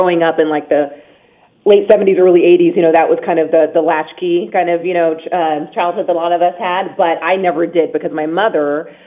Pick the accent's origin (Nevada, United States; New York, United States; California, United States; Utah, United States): Nevada, United States; Las Vegas; my hometown